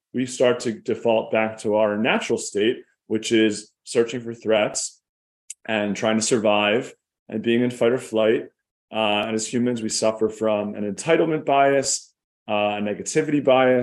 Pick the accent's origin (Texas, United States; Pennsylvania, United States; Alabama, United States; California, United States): Pennsylvania, United States; Philadelphia; I grew up in Philadelphia, in an upper middle class suburb